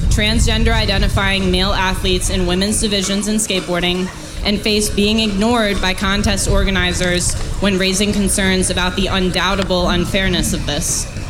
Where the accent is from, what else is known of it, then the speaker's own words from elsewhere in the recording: Michigan, United States; my home state of Michigan